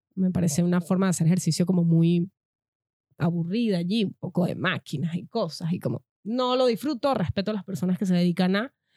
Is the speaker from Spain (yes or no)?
no; Venezuela; moved away